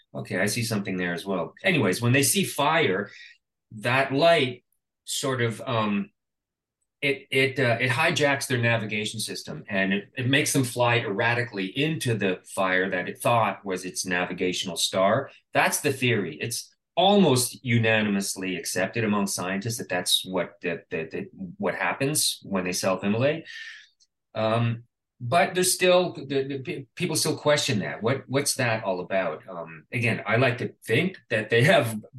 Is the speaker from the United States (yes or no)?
no; Canada; being Canadian, I did receive a grant from the Canada Council for the Arts